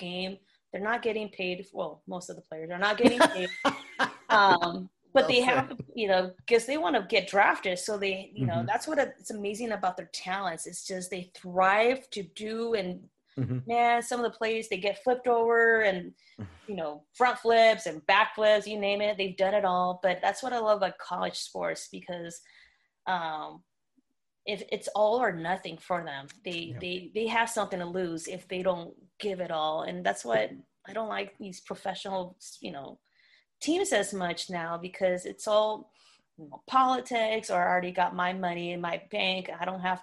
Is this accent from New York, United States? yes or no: no; Lynwood, California, United States; also born or lived in Long Beach, California; I'm from the hood. I'm from Long Beach, Lynwood.